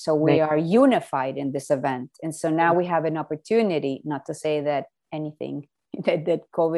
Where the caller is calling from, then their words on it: Miami, Florida, United States; No. We're in Miami.